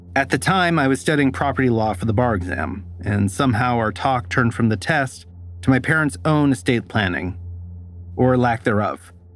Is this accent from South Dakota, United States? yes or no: no; Stockton, California, United States; moved away; It's not far from the house where I grew up on Rose Street